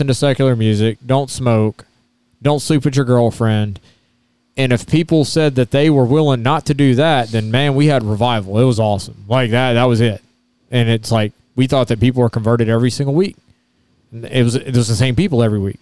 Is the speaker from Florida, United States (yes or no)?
no; Baton Rouge, Louisiana, United States; moved away; I grew up in Baton Rouge, Louisiana.